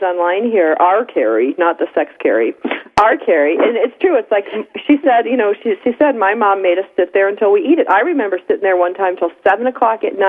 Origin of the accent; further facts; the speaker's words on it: Upper East Coast, Northeast, United States; moved away; I'm from the East Coast, Upper East Coast